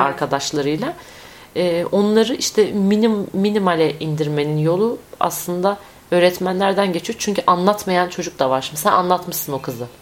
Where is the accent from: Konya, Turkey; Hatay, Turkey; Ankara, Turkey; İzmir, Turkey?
Konya, Turkey